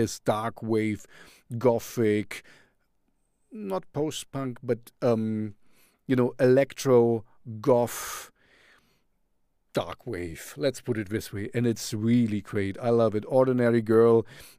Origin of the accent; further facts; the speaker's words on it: Canada; We are from Canada, so you know I love Canada.